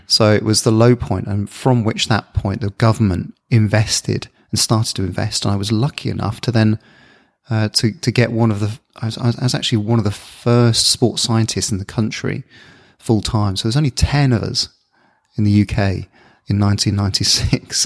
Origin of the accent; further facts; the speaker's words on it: Bournemouth, South West England, United Kingdom; also born or lived in Luton; they moved us to the south coast, a little town called Bournemouth.